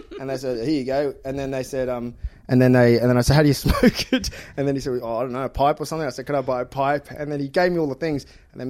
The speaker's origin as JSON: {"language": "English", "town": "Melbourne", "region": "Victoria", "country": "Australia", "said": "Well, I'm from Melbourne."}